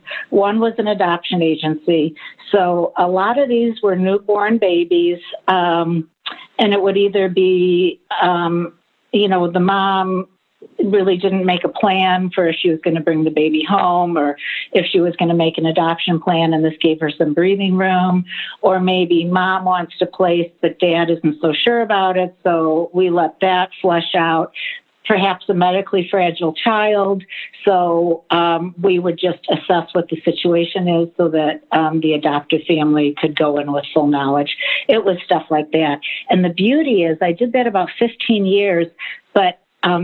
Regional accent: Michigan, United States; moved away as an adult; now in Chicago, United States; I grew up in Michigan and I moved to Chicago after graduation from college

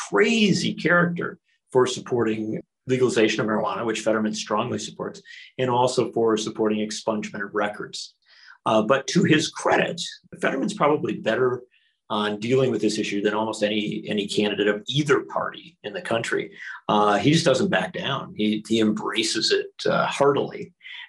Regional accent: Wisconsin, United States; Wisconsin, my home state

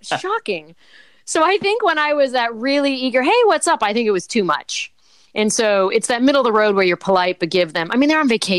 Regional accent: Martha's Vineyard, Massachusetts, United States; I'm a townie from Martha's Vineyard.

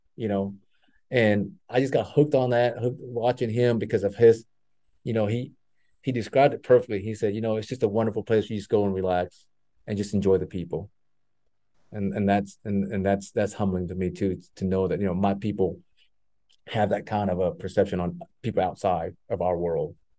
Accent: Texas, United States; growing up in Texas, that's always on TV was the Cowboys

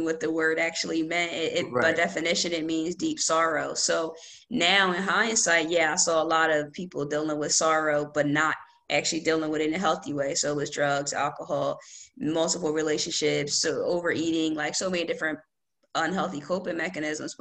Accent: Lawnside, New Jersey, United States; also born or lived in Sicklerville, New Jersey; I'm from Lawnside, New Jersey. And I currently don't live in Lawnside. I live close by in Sicklerville. But yeah, I'm from Lawnside. Always been in New Jersey.

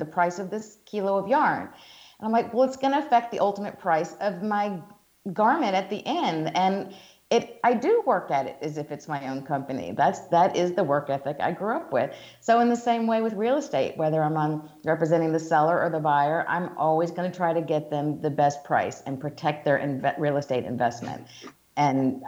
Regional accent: Georgia, United States; accent: Southern; moved away as an adult; also born or lived in New York City / Italy / Hong Kong; I'm from the South, as we talked about before. I'm from Georgia

